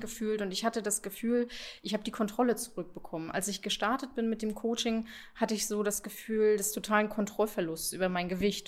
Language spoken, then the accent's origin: German; Usedom, Mecklenburg-Vorpommern, Germany; ich komme von der Insel Usedom, beziehungsweise aus dem Umfeld der Insel Usedom